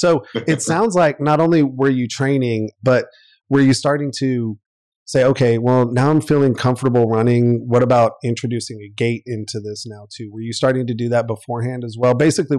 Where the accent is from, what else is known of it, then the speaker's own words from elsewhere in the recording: South Carolina, United States; I grew up in South Carolina